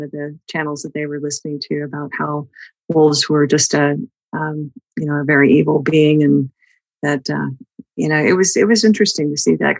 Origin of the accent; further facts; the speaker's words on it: Idaho, United States; also born or lived in Texas; I grew up in Idaho as well, and when I came back to Idaho in my early 20s